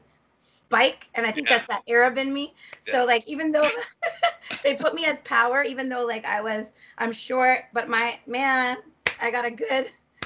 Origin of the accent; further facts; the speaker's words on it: Toronto, Ontario, Canada; I was born and raised in Toronto